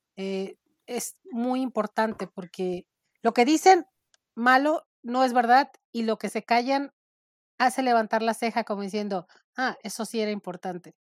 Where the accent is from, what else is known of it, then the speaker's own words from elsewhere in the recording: Nayarit, Mexico; now in Phoenix, United States; Yo soy mexicana del estado de Nayarit. Hace mucho tiempo vivo en Estados Unidos, en Phoenix